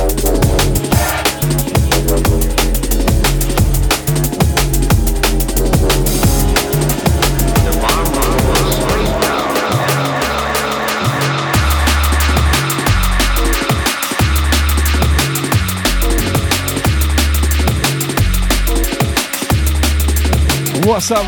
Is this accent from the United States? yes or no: no; England, United Kingdom; accent: English; also born or lived in Australia; now in Brisbane, Australia; one does have an English accent. I'm an Australian, mate. I'm in Brisbane.